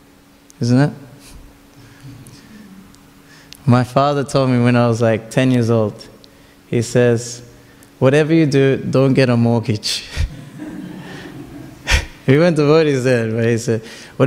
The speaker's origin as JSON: {"language": "English", "country": "Australia", "tie": "born or raised there", "first_language": "Tamil", "said": "me and my brother grew up in Australia"}